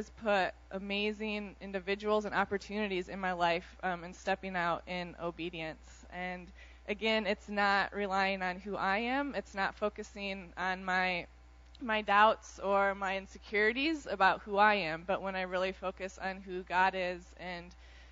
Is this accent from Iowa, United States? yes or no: yes; Iowa, United States; moved away as an adult; I grew up in Iowa, was a very, very shy girl